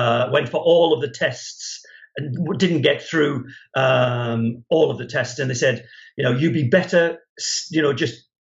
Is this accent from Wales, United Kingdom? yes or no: no; Newcastle upon Tyne, North East England, United Kingdom; I was at school in Newcastle in the 1970s.